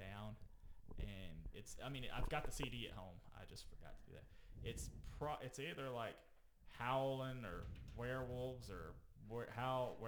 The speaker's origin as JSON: {"language": "English", "region": "Alabama", "country": "United States", "said": "I'm from Alabama."}